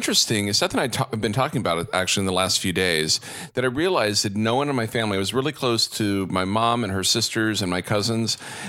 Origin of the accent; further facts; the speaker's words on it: Texas, United States; I grew up in Texas.